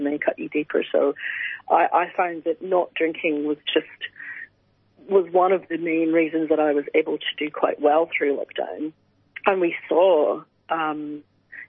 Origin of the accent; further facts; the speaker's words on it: Scotland, United Kingdom; since I was basically a teenager growing up in Scotland